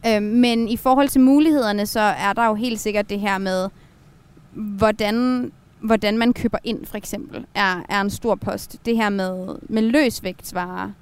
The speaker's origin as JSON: {"language": "Danish", "town": "Frederikshavn", "region": "North Denmark Region", "country": "Denmark", "tie": "born or raised there", "moved": "as an adult", "lives_now": "Aalborg, Denmark", "said": "Jeg er vokset op i Frederikshavn, og så flyttede jeg til Aalborg, da jeg skulle starte på universitetet, men jeg er født her"}